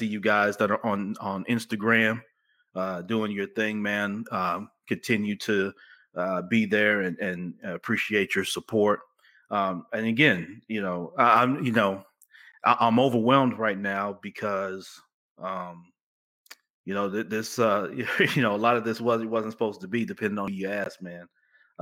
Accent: Memphis, Tennessee, United States; also born or lived in Chicago, Illinois; I'm a kid from the Orange Mound section of Memphis, which is kind of southeast Memphis

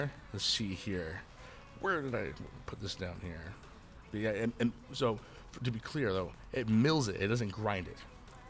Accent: Idaho Falls, Idaho, United States; also born or lived in Oregon; I come from Oregon and Idaho.

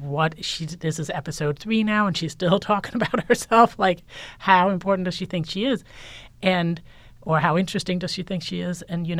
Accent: Denmark; And I think I was also just raised as a woman, and I'm from Denmark, and Scandinavia is very like, don't stand up and draw attention to yourself.

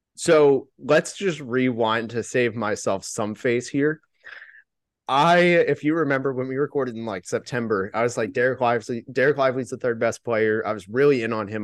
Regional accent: Orlando, Florida, United States; I was born in Orlando

